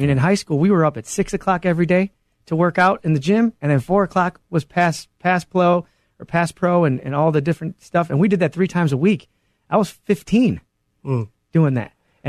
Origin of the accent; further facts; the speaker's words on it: Joliet, Illinois, United States; I grew up in the Catholic school system in the Joliet Diocese and then ended up going to Providence Catholic High School.